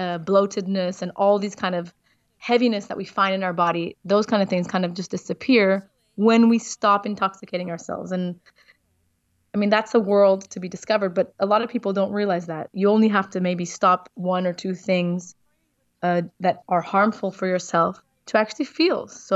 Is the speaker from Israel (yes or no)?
yes; Israel; also born or lived in South Africa; now in Portugal; And I'm not an American. I am from Israel and South Africa. I live in Portugal, which is beautiful.